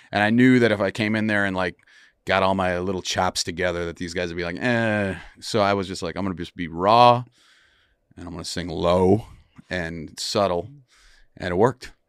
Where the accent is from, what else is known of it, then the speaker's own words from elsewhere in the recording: Wisconsin, United States; moved away; I grew up in Wisconsin